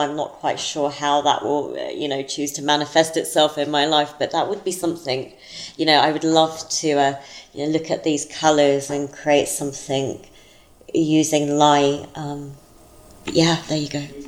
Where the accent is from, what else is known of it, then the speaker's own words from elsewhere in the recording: London, United Kingdom; moved away as an adult; now in United States; growing up in South London